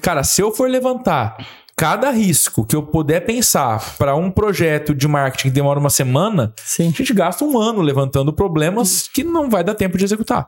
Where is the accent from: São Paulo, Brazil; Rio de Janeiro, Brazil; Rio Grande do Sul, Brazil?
São Paulo, Brazil; Ribeirão Preto; Sou de Ribeirão Preto também